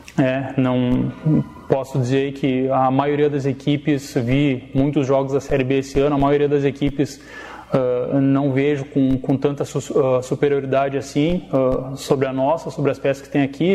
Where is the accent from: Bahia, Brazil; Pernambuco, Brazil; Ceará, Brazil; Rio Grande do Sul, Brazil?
Rio Grande do Sul, Brazil; Erechim; moved away; Eu sou gaúcho de Erechim